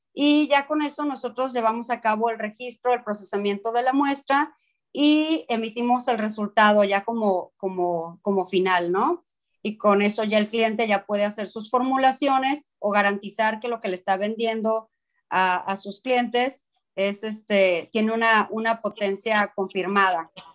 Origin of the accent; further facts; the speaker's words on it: Mexico; el mexicano hace las cosas y, y las hacemos bien